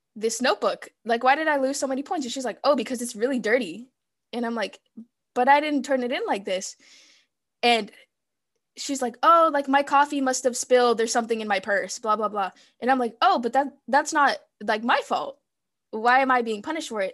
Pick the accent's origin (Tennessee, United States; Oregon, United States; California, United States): California, United States; first language Spanish; English is a second language; also born or lived in Mexico; I was born in California